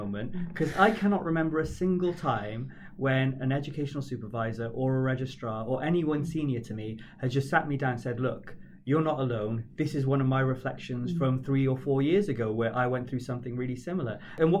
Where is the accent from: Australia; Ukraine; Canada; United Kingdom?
United Kingdom; being British